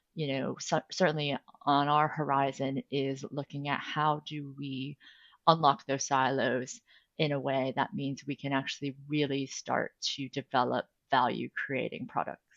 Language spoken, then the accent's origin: English; United States; moved away as an adult; also born or lived in New York City, United States; now in London, United Kingdom; as an American lawyer working internationally